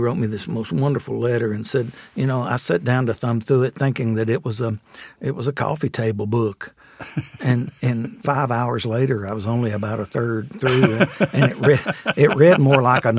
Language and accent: English; Jamestown, Kentucky, United States; also born or lived in Grayson, Carter County, Kentucky; I grew up in Jamestown, Kentucky, on Lake Cumberland.